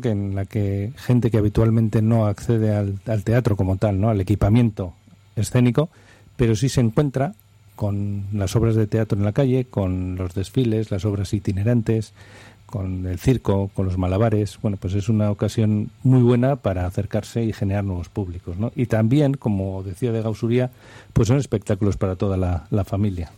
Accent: Bilbao, Basque Country, Spain; Somos de Bilbao

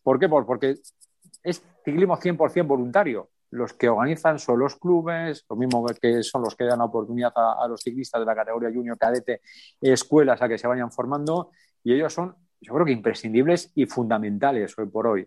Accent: Alsasua, Navarre, Spain; En mi pueblo, en Alsasua

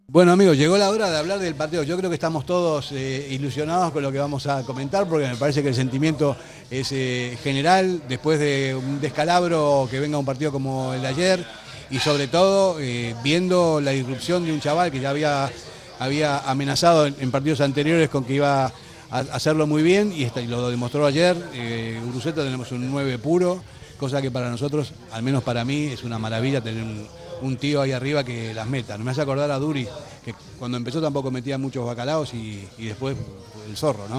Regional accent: Argentina; now in Spain; soy argentino

